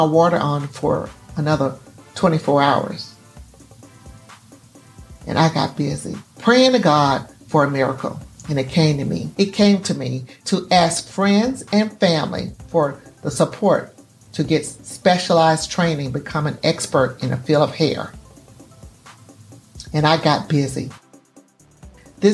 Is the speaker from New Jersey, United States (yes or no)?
no; Gulfport, Mississippi, United States; I was born on February 4th, 1961 in Gulfport, Mississippi